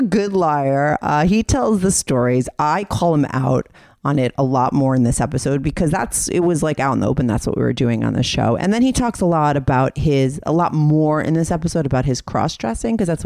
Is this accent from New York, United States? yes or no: yes; New York City, New York, United States; being quarantined in New York City for me as a New Yorker